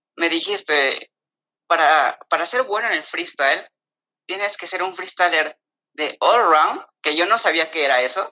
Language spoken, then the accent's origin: Spanish; Mexico City, Mexico; soy de la Ciudad de México